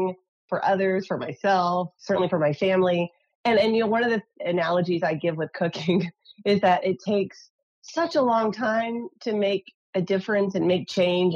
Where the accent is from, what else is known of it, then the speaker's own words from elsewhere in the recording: Tennessee, United States; now in California, United States; So although I live in California, I grew up in Tennessee.